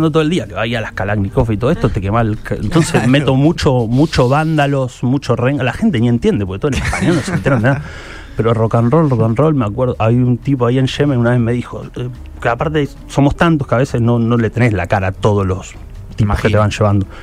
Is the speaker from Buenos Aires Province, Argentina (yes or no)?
no; Rosario, Santa Fe, Argentina; yo hasta hablo diferente y no hablo como un rosarino igual que siempre